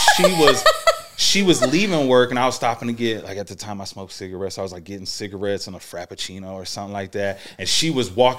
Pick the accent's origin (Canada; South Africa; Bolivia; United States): United States; Iowa; I'm from Iowa, and Chicago's 4 hours away.